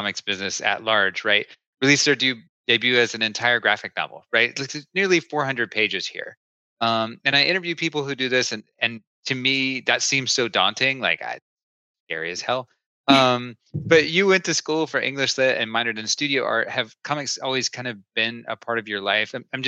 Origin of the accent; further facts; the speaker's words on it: East Tennessee, United States; I grew up in East Tennessee